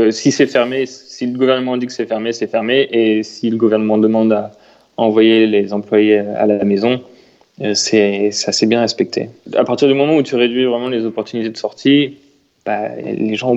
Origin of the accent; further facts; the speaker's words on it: Chartres, Centre-Val de Loire, France; À Chartres. Donc j'avais la chance d'avoir un vélo et de pouvoir aller faire des balades en vélo avec des amis.